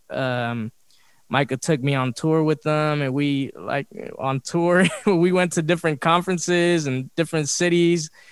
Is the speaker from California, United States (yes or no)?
yes; Los Angeles, California, United States; we grew up in South Central